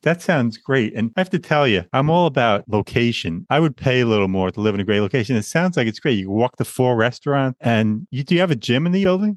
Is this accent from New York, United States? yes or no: yes; Long Island, New York, United States; Born and raised in Long Island, New York, a place I always wanted to leave